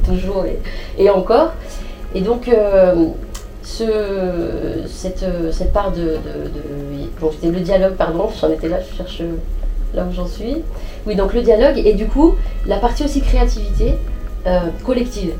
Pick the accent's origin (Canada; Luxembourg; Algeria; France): France; je suis née en France, j'ai grandi ici